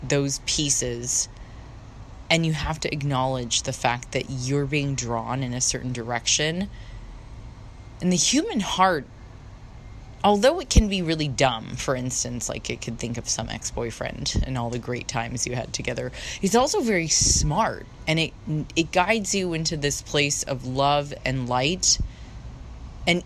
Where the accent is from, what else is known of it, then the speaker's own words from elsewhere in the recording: United States; I'll always be American at the end of the day. I am an American girl